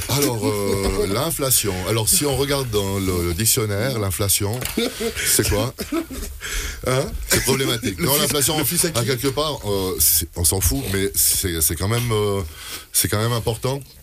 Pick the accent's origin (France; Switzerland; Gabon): Switzerland; on a un pays qui se porte bien